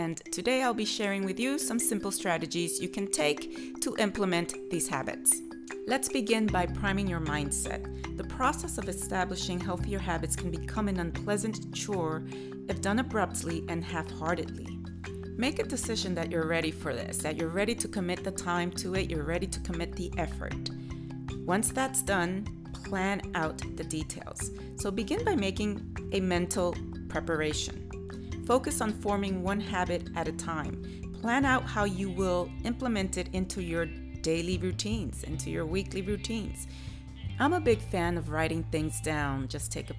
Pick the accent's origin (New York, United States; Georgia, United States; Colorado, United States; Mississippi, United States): New York, United States; I hail from New York